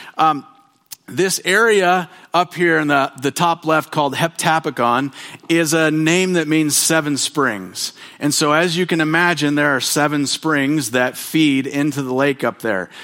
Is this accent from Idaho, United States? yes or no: yes; Bonners Ferry, Idaho, United States; I grew up in Bonner's Ferry, where there are mountains